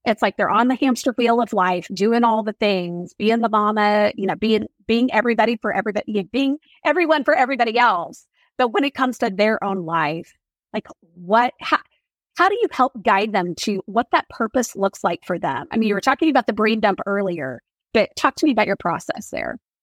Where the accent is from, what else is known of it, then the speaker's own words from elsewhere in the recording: Oklahoma, United States; I grew up in Oklahoma